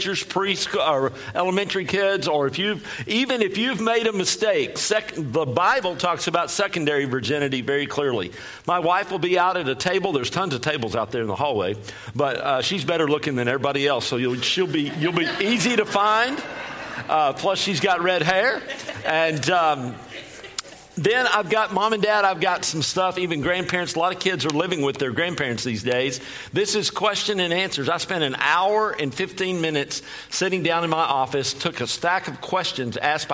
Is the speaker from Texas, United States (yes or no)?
yes; Texas, United States; I sound funny because I'm from Texas. And I talk fast also because I'm from Texas